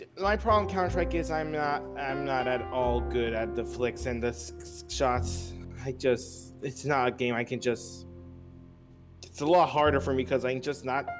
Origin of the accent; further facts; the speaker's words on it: Pittsburgh, Pennsylvania, United States; moved away; I grew up in Pittsburgh when I was younger, and two, I was born in Pittsburgh.